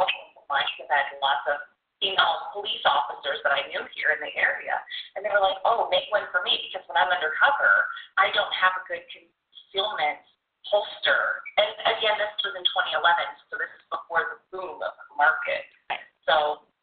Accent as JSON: {"language": "English", "region": "the South", "country": "United States", "tie": "born or raised there", "also_born_or_lived": "Louisiana / Texas", "moved": "as an adult", "lives_now": "Chicago, United States", "said": "I was raised in Louisiana and Texas"}